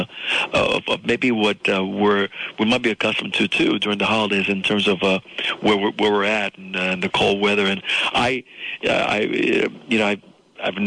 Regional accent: South Florida, United States; English is a second language; came to this country with nothing, and I grew up in South Florida, attached to a new life, a new language as a little boy

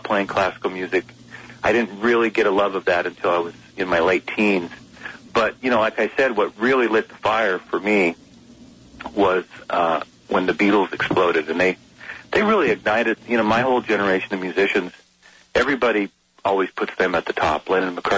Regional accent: Bellingham, Washington, United States; I live in the Northwest, and I've been doing a lot of traveling, but I'm finishing up the year with two shows in my hometown of Bellingham

